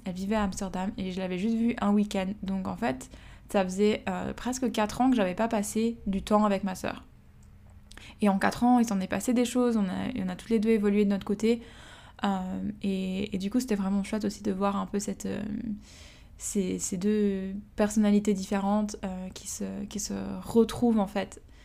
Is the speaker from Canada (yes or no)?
no; Switzerland; moved away as an adult; now in Australia; Je suis partie de la Suisse en janvier deux mille dix-neuf